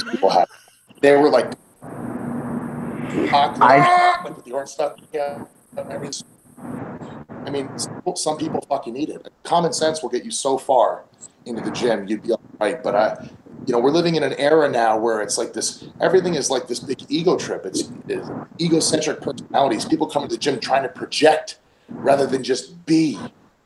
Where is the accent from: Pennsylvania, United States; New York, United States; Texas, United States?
New York, United States; when I was a fucking kid, when I grew up in New York